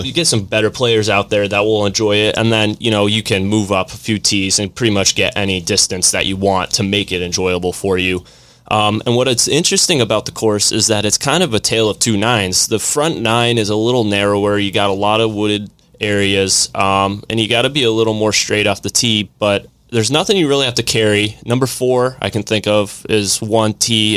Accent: Vermont, United States; moved away; born and raised in Vermont, up north

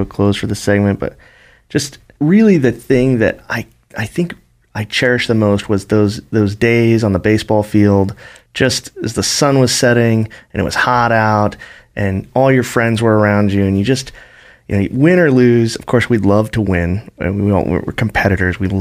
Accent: North Idaho, United States; moved away; I grew up in North Idaho, and of course, that's where my heart is. I hope someday I can afford to live there.

